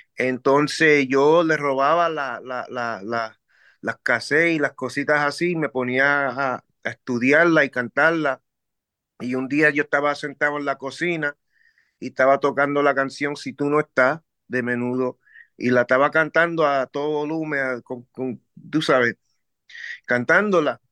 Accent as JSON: {"language": "Spanish", "town": "New York City", "region": "New York", "country": "United States", "tie": "born or raised there", "said": "nos mudamos para el caserillo del Bronx, Forest Projects"}